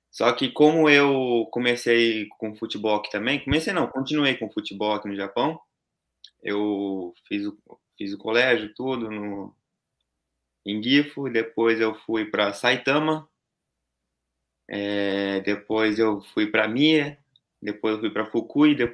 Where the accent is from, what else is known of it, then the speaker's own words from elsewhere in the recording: Santo André, São Paulo, Brazil; now in Gifu, Japan; Nós somos de São Paulo, Santo André.